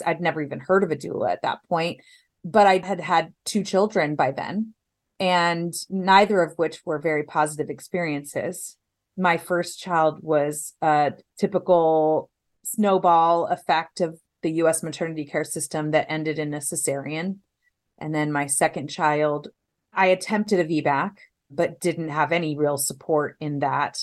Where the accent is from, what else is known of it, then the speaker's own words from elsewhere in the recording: Los Angeles, California, United States; also born or lived in Orange County, California / Temecula, California; now in San Diego, United States; Los Angeles